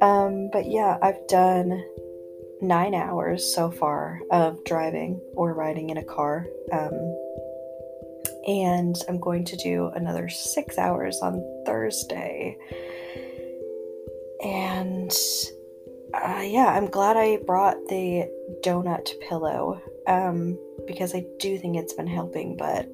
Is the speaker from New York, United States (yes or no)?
yes; upstate New York, United States; moved away; now we are hanging wallpaper for my mom in, you know, upstate. So yeah, I will say it has been nice to be in my hometown